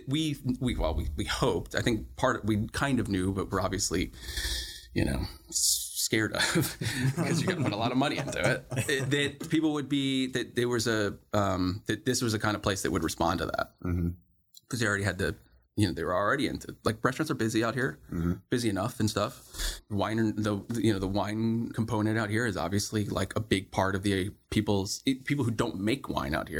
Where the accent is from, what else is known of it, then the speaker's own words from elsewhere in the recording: New Jersey, United States; moved away as an adult; also born or lived in Philadelphia area / California; now in Bay Area, United States; I grew up in South Jersey, which is like a resort town